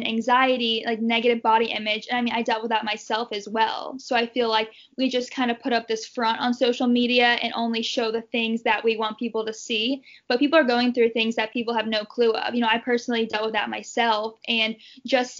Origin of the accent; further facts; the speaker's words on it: Louisville, Kentucky, United States; I was born and raised in Louisville, Kentucky, and decided to stay